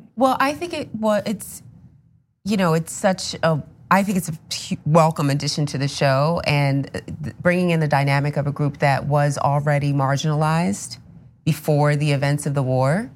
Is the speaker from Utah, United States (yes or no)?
no; New Rochelle, New York, United States; I'm from, uh, New Rochelle, New York